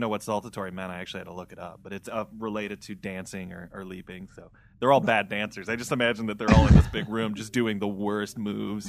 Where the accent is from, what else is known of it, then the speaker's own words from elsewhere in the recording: Midwest, United States; I'm from the Midwest